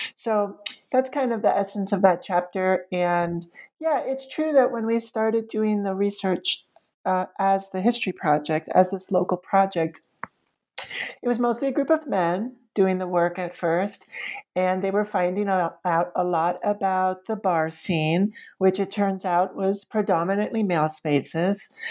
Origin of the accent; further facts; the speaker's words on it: New York City, New York, United States; moved away as an adult; now in Roanoke, United States; I had been raised with as a New Yorker